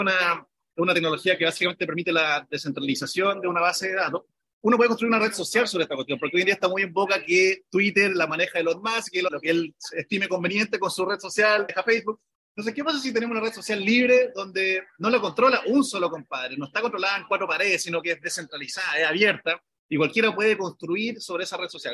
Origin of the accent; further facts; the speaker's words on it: Chile; somos cuatro chilenos